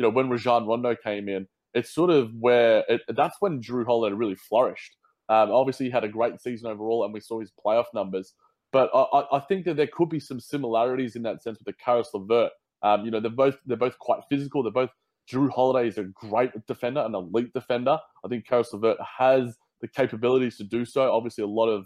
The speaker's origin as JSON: {"language": "English", "country": "Australia", "also_born_or_lived": "London", "said": "my accent, in Australia"}